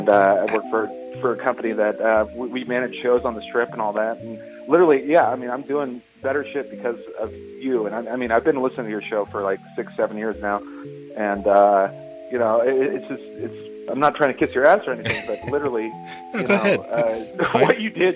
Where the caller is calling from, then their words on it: Las Vegas, Nevada, United States; From Las Vegas, Nevada.